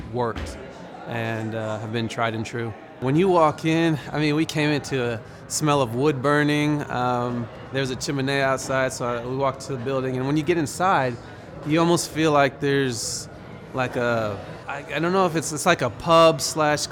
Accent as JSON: {"language": "English", "town": "Broken Arrow", "region": "Oklahoma", "country": "United States", "said": "I'm from Broken Arrow, Oklahoma"}